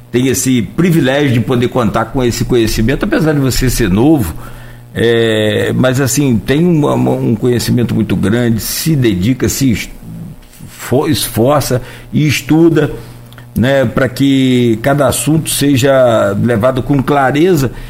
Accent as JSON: {"language": "Portuguese", "town": "Itauí", "country": "Brazil", "said": "eu falava aqui que eu sou de Itauí, e você percebe os índices de violência por lá aumentaram muito."}